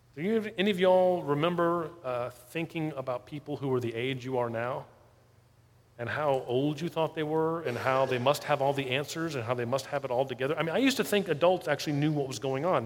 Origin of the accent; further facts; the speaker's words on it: South Florida, United States; moved away as an adult; I grew up in South Florida